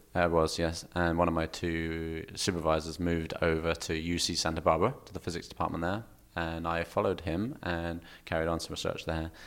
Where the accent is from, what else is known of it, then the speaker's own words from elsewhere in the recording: Kent, South East England, United Kingdom; Kent, just south of London